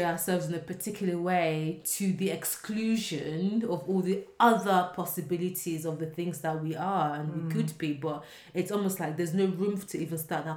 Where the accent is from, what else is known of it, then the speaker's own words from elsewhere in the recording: Nigeria; I'm Nigerian.